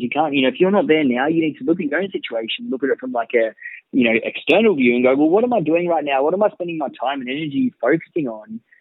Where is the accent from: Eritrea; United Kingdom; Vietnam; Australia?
Australia; Gold Coast, Queensland; also born or lived in Bellingen, New South Wales; I was born in Bellingen actually, so New South Wales near Coffs Harbour, and came up to the Gold Coast uh, when I was about seven years old